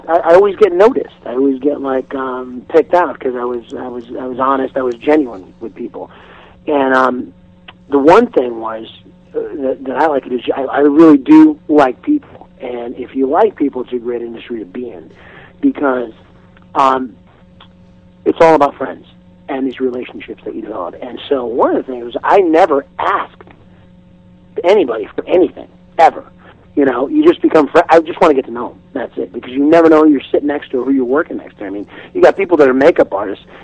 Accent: Seattle, Washington, United States; I'm from Seattle

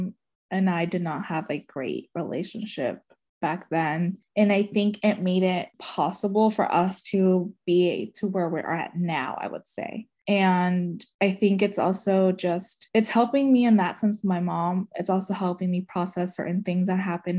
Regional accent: United States; I was born and raised in Montgomery County.

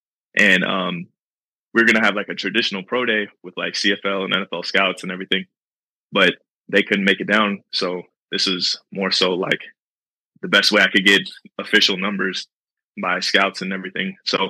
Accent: California, United States; So I was born and raised in Twin Falls, California. It's a military town, but it's also in the middle of nowhere.

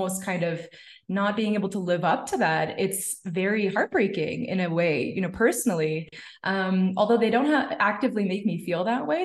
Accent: Canada; My parents are immigrants. They came from Punjab and I was born in Canada

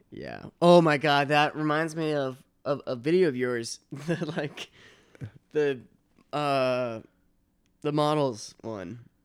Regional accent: Boston, Massachusetts, United States; also born or lived in Chicago; now in New York, United States; I'm from Boston, but, uh, my family, my brothers and s, my brother and sister were born in Long Island

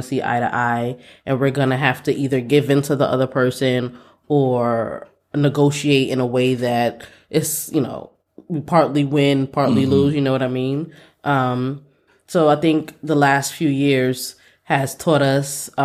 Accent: New York City, New York, United States; Growing up in Brooklyn, you know, just taking transit, buses and trains everywhere

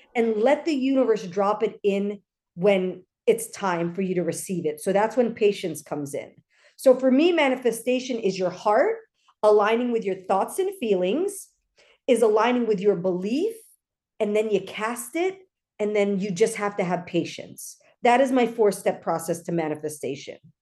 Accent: Los Angeles, California, United States; I grew up in L A, so there are a lot of Filipinos here

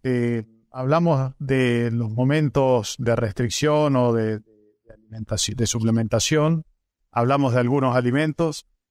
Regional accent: northern Santa Fe, Argentina; yo soy del norte de Santa Fe

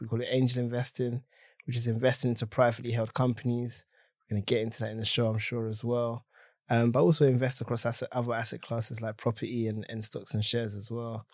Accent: London, United Kingdom; I grew up in Tottenham, North London.

